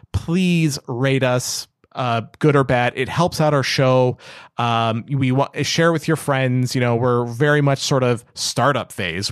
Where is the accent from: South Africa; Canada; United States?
Canada; I'm Canadian